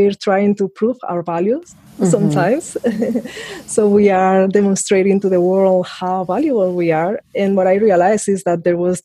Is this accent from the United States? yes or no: no; Spain; I was in Spain, and it was a dictatorship